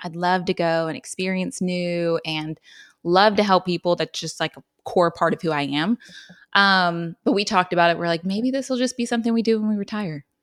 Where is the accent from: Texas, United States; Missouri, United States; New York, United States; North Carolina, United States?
North Carolina, United States; Wilmington; I'm from Wilmington, like you mentioned, and then I stayed and went to U N C